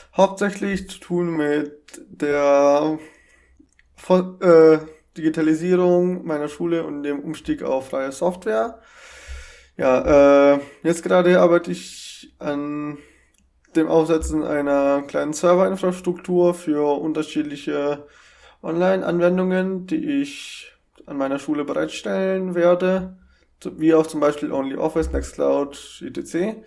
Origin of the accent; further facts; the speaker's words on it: Germany